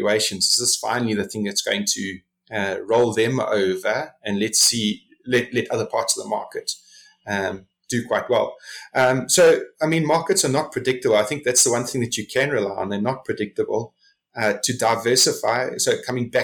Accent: South Africa; as a South African investor

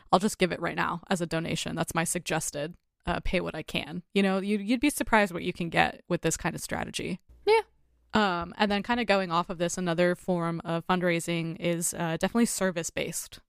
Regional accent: United States

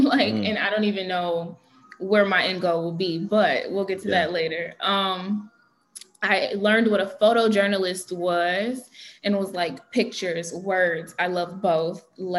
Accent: Detroit, Michigan, United States; I'm from Detroit, born and raised in Detroit.

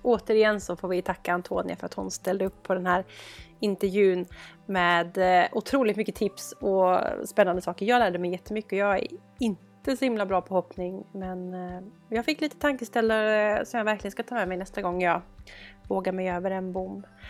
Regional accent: Gothenburg, Västra Götaland, Sweden; både du och jag är ju från Göteborg

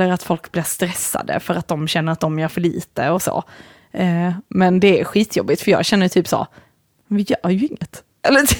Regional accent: Sweden; Men sen, jag vet inte om det är så här att vi är väldigt svenskar.

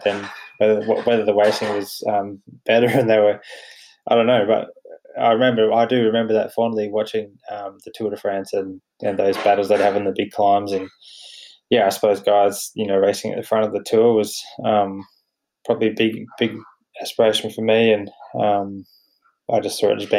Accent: Batemans Bay, New South Wales, Australia; moved away as an adult; now in Canberra, Australia; I grew up on the south coast, sort of near Batemans Bay

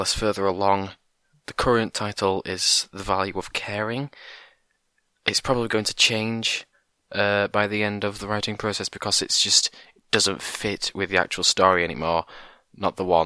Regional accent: England, United Kingdom; I'm from England

